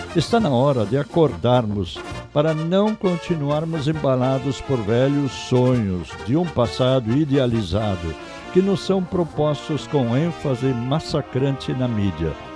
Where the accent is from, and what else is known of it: southern Brazil, Brazil